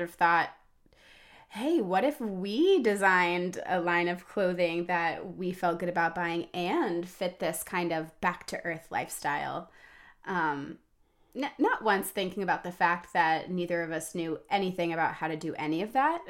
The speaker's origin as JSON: {"language": "English", "town": "Atlanta", "region": "Georgia", "country": "United States", "tie": "born or raised there", "also_born_or_lived": "Washington, D.C.", "moved": "yes", "lives_now": "Montgomery County, Maryland, United States", "said": "I grew up at the end of a cul-de-sac in the suburbs of Atlanta"}